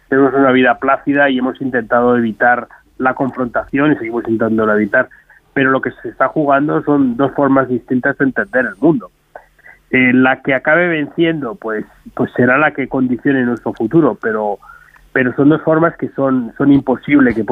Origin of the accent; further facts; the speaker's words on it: Spain; lo que percibimos nosotros como españoles nuestra capacidad no es la de Alemania, no es la de Francia